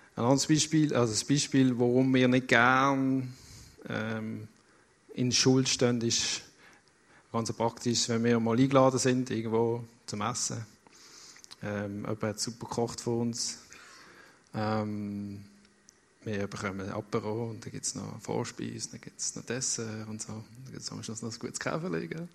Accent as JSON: {"language": "German", "town": "Basel", "region": "Basel-Stadt", "country": "Switzerland", "tie": "born or raised there", "moved": "as an adult", "lives_now": "Lucerne, Switzerland", "said": "Ich bin 30 Jahre in Basel aufgewachsen"}